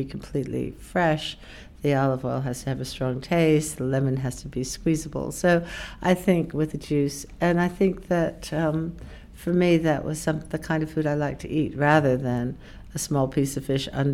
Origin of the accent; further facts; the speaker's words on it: Woodstock, New York, United States; now in United Kingdom; I grew up in the United States. I grew up in a small town in upstate New York, Woodstock, New York.